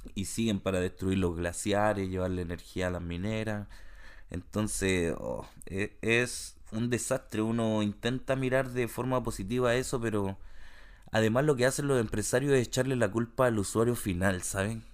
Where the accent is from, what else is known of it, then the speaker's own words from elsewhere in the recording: Santiago, Santiago Metropolitan Region, Chile; now in Canada; cuando era chico en Santiago